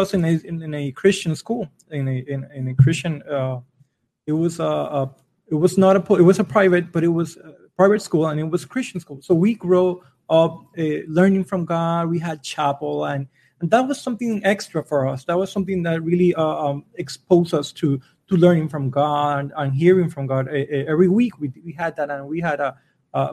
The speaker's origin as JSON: {"language": "English", "town": "Guaynabo", "country": "Puerto Rico", "tie": "born or raised there", "first_language": "Spanish", "second_language": "English", "said": "I grew up in Guaynabo, Puerto Rico"}